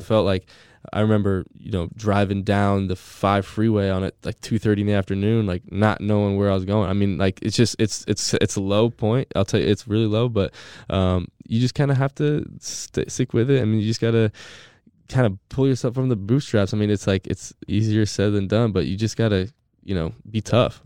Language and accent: English; San Diego, California, United States; moved away as an adult; also born or lived in Gainesville, Florida; now in Tampa, United States; I'm from San Diego